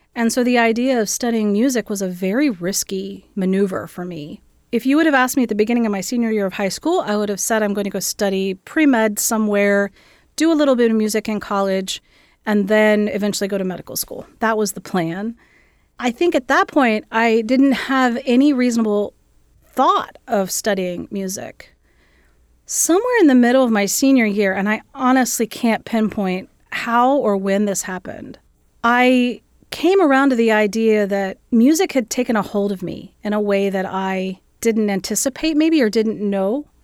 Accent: Gallipolis, Ohio, United States; also born or lived in Columbus, Ohio; My family is originally from southeastern Ohio, just outside of a little town called Gallipollis, right along the Ohio River

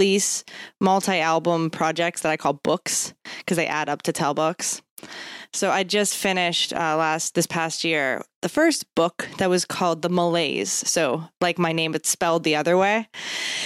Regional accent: Pittsburgh, Pennsylvania, United States; now in Bloomington, United States; I'm like from Pittsburgh.

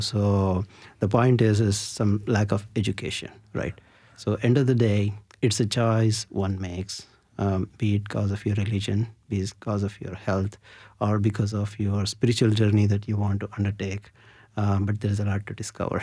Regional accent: India; growing up in India, you know, during my summer vacations, I always used to visit my grandmom

